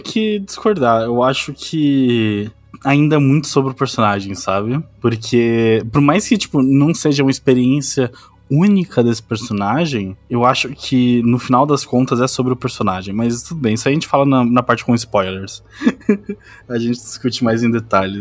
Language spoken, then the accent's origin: Portuguese; São Paulo, Brazil; also born or lived in Diadema; Eu, eu é nasci em Diadema, mas eu vim me vendo inteira em São Paulo, tá ligado? Então minha cidade de Natal é São Paulo